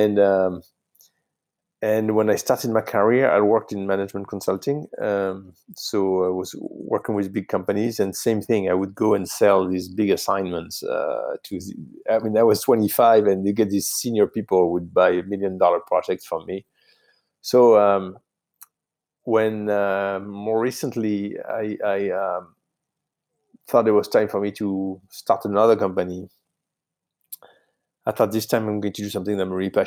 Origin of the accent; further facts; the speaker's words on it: south of France, France; English is a second language; moved away as an adult; now in United States; I grew up in France, in the south of France